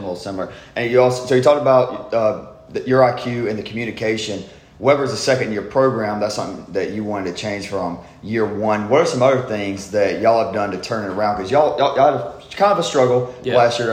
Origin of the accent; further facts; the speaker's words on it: South Georgia, United States; I come from South Georgia